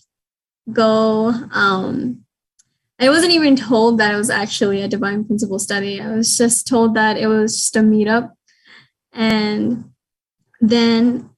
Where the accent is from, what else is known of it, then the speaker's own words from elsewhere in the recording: Las Vegas, Nevada, United States; I was born and raised in Las Vegas.